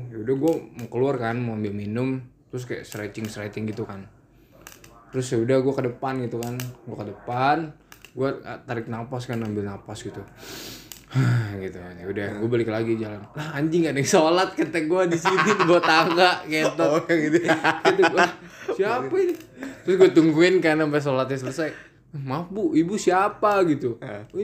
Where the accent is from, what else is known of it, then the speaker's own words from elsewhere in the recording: Yogyakarta, Special Region of Yogyakarta, Indonesia; Jadi kan di kampung gue tuh di Jogja sana